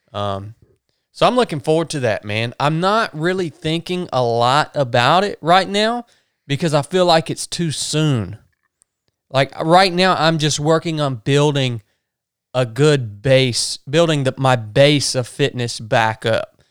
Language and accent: English; North Georgia, United States; where we grew up in North Georgia, racism was a part of the culture on both ends